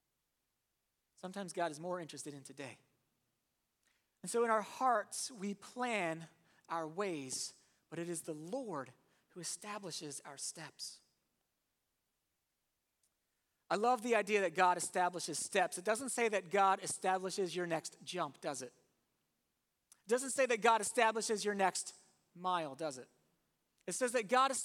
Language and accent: English; Warminster, Pennsylvania, United States; I'm from Warminster